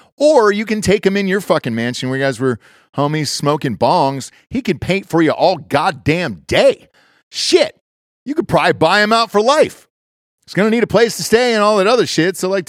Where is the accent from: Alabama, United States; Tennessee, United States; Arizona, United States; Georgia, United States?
Georgia, United States; Atlanta; Hartsfield, Atlanta. That's my hometown.